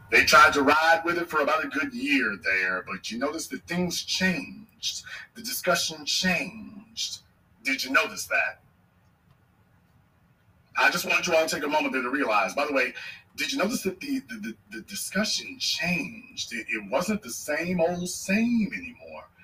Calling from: Arlington, Virginia, United States; I'm calling from Arlington, Virginia.

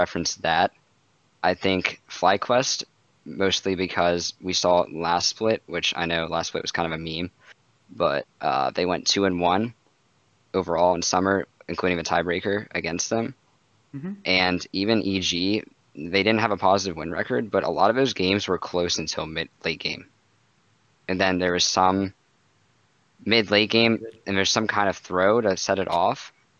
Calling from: Baltimore, Maryland, United States; Baltimore, Maryland.

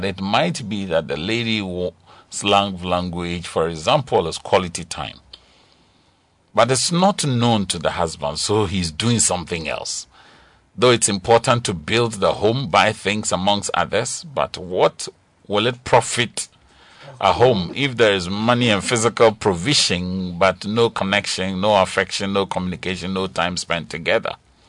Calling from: Kpong, Eastern Region, Ghana; from Kpong.

